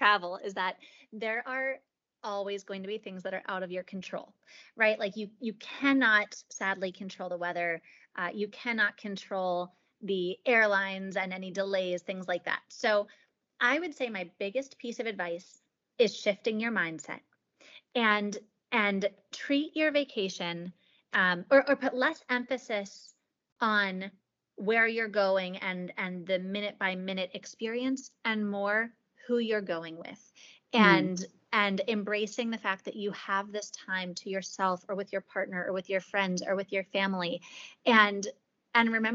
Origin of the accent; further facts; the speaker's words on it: Pittsburgh, Pennsylvania, United States; I'm from Pittsburgh